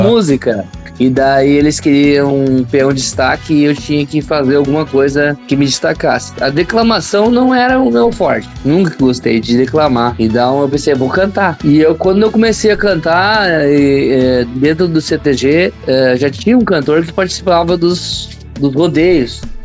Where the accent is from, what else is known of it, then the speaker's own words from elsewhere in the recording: Portão, Rio Grande do Sul, Brazil; also born or lived in Porto Alegre; Sou de Portão, desde os uhum. Eu moro em Portão desde os quatro anos, né? Nasci em Porto Alegre, mas vim aos quatro anos para Portão